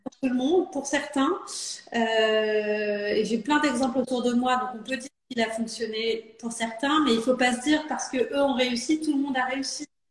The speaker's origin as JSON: {"language": "French", "town": "Saint-Ouen-l'Aumône", "region": "Île-de-France", "country": "France", "tie": "born or raised there", "said": "j'ai grandi dans le Val d'Oise. Euh, à Saint-Ouen-l'Aumône, donc pas très loin de là où je suis élue aujourd'hui"}